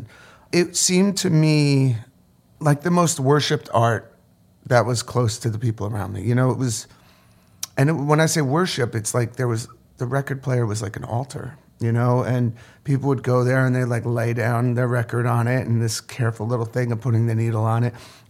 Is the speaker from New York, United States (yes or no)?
yes; Orange County, New York, United States; born or raised there